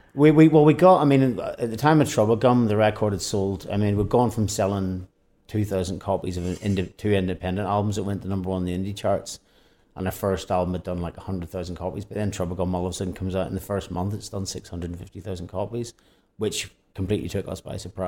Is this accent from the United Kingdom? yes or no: yes; Northern Ireland, United Kingdom; we are therapy from Northern Ireland